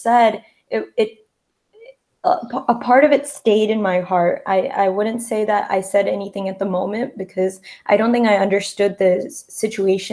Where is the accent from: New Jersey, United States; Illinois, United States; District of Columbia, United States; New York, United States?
New Jersey, United States; I'm from New Jersey, and I am the second generation in America